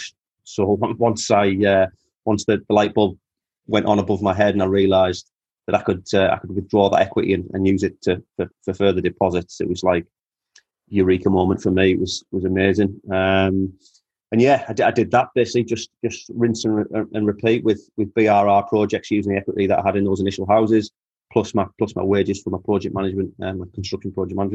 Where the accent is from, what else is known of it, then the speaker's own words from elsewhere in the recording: Teesside, North East England, United Kingdom; also born or lived in Perth, Australia; a guy from Teesside, the same as me